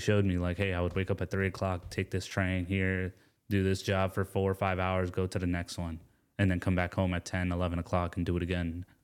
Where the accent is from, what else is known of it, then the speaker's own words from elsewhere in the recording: Atlanta, Georgia, United States; also born or lived in Gastonia, North Carolina; I was born in Gastonia, North Carolina, um, raised in Atlanta, and my father's from India, my mom's from Pakistan